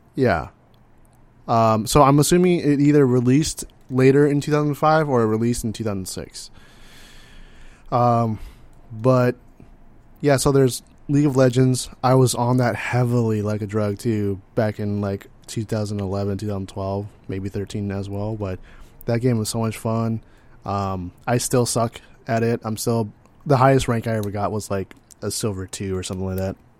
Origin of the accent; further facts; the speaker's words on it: California, United States; I'm from California